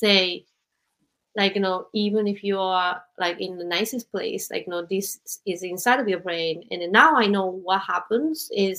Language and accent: English; Japan; moved away as an adult; also born or lived in United States; I grew up in Japan